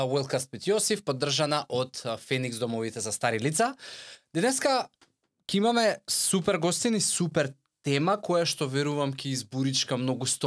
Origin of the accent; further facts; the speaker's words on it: Skopje, Skopje Statistical Region, North Macedonia; born there; also born or lived in Veles; пола сум од Струмица, по татко, по мајка Кавадарци, роден у Скопје, а, по само пределба Велешанец